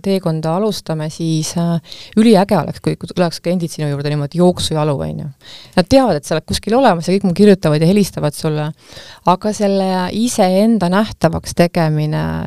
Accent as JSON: {"language": "Estonian", "country": "Estonia", "said": "ma olen ju eestlane"}